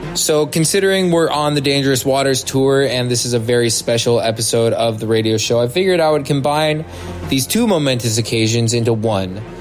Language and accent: English; San Francisco, California, United States; San Francisco, my hometown